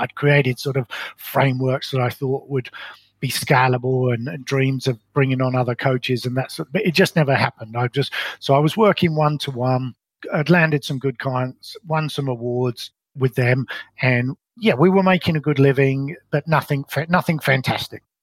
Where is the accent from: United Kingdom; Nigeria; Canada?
United Kingdom; London; moved away as an adult; also born or lived in Colorado; now in New Zealand; I was brought up in London in what I describe as a very ordinary upbringing.